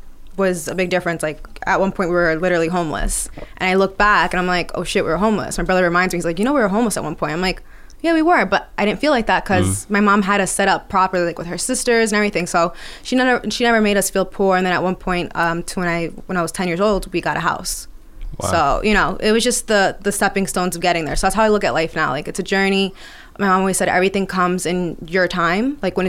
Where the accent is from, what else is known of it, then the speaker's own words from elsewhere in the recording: Elmont, New York, United States; So I was born and raised here on Long Island. I'm originally from Almont. Mm-hmm. First generation American. We grew up pretty poor.